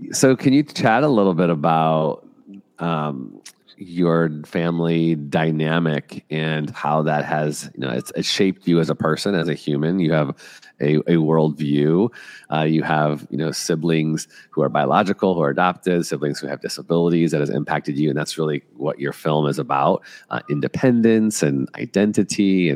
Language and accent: English; Evanston, Illinois, United States; also born or lived in Buffalo Grove; I'm from Illinois as well